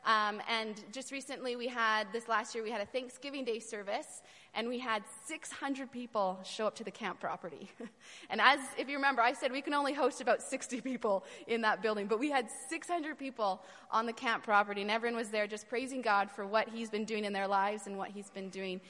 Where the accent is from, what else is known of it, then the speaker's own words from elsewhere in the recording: Vancouver, British Columbia, Canada; moved away as an adult; now in Romania; I grew up in Vancouver, so I was not really in this sort of culture in Vancouver